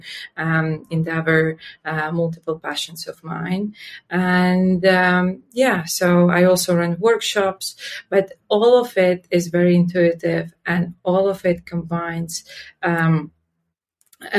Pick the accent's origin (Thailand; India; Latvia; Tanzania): Latvia; I was born and raised in Latvia.